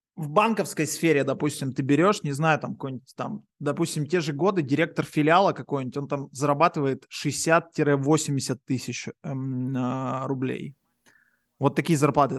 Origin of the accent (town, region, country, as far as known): Yekaterinburg, Sverdlovsk Oblast, Russia; moved away as an adult; now in Paphos, Cyprus